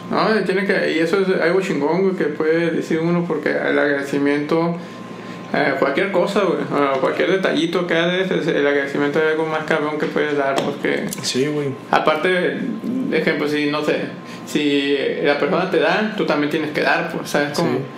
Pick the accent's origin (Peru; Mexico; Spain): Mexico; más para uno como mexicano, como que, verga, güey, muy.